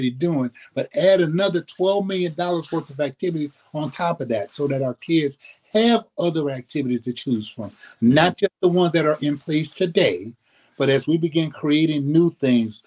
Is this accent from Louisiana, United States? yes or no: yes; New Orleans, Louisiana, United States; now in Sacramento, United States; I grew up in New Orleans, grew up in the Seven Ward, St. Bernard Projects in New Orleans